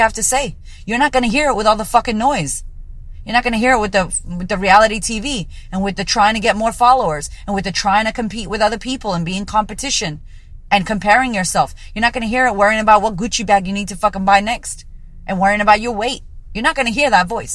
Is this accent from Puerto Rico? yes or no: yes; Puerto Rico; also born or lived in United States; now in Australia; a Puerto Rican woman living in Australia